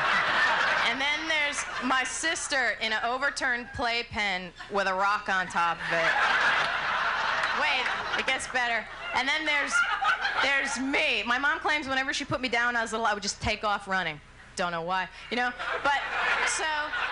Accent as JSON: {"language": "English", "region": "New Jersey", "country": "United States", "tie": "born or raised there", "said": "I was born and raised in New Jersey."}